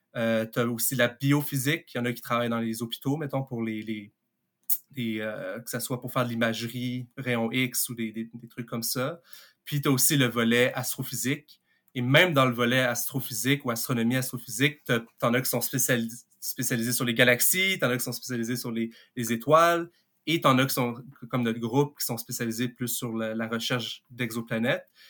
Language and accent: French; Montreal, Quebec, Canada; Je viens de Montréal